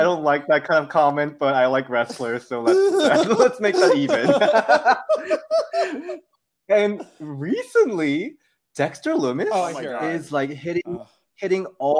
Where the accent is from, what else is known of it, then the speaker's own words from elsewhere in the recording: South Korea; English is a second language; now in United States; So I grew up in Korea. I'm ESL. But I literally learned English from like watching her.